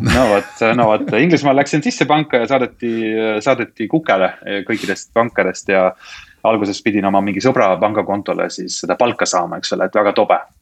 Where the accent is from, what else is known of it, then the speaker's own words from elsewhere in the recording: Estonia; now in United Kingdom; olen eestlane, eks ole, eesti keelt oma arust räägin ilma aktsendita siiski